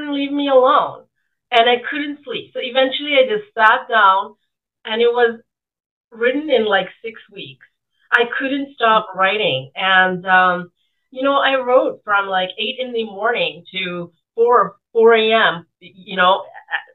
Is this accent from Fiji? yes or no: yes; Fiji; now in Canada; in 1970s, and I grew up in Fiji at that time.